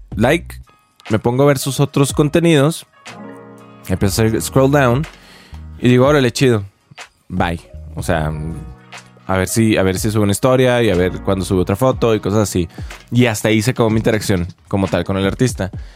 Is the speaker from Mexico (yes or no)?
yes; Chihuahua, Mexico; now in Mexico City, Mexico; soy de Chihuahua